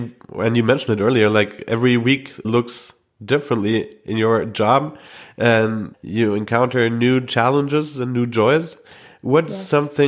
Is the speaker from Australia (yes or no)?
no; Germany; now in Montpellier, France; I'm from Germany and I'm in France.